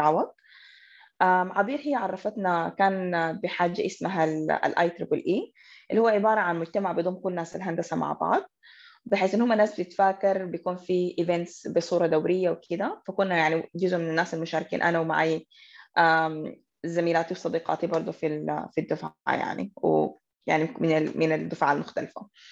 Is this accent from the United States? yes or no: no; Sudan; احنا كانت كسودانيين وبالذات كنساء سودانيات